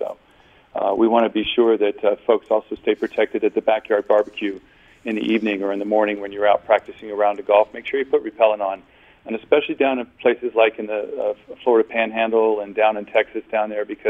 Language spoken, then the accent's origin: English; Germany; I grew up in Germany and grew up in Europe